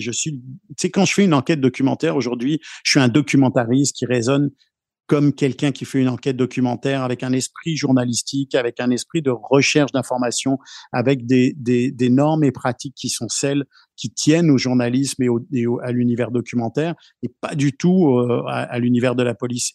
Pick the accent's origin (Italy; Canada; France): France; moved away; je viens de France aussi